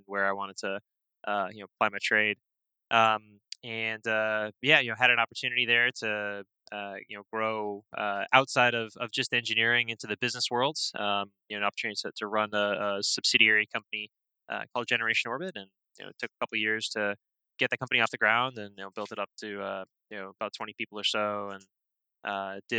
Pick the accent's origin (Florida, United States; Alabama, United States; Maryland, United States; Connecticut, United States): Florida, United States; Tampa; moved away as an adult; also born or lived in Port Chester, New York / White Plains, New York / Georgia; I grew up in the Tampa Bay area, down in Florida, went to high school down there